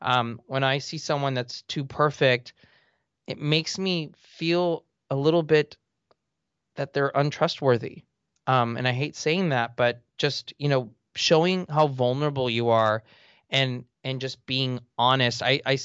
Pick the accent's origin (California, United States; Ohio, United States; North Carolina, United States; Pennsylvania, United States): California, United States; Los Angeles; I grew up in Eagle Rock in the eastern part of Los Angeles. You know, my dad, a janitor, he's still a janitor, and my mom was a seamstress.